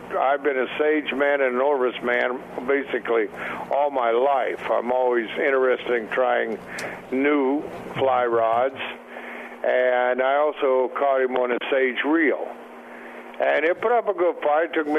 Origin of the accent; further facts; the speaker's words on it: Montana, United States; now in La Paz, Mexico; I grew up in Montana